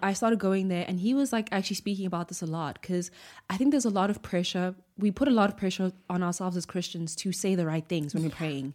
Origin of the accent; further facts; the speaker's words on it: Butterworth, Eastern Cape, South Africa; I was born in the Eastern Cape.